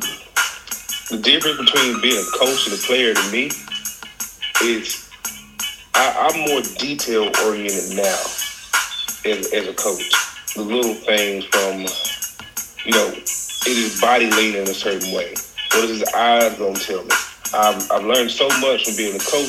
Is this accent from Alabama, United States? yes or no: yes; Troy, Alabama, United States; I am from Troy, Alabama. I went to Troy City Schools where I played football